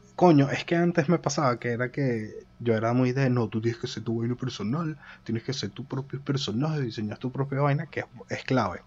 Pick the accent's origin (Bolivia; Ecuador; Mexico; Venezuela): Venezuela; now in Madrid, Spain; Dos venezolanos, uno en Madrid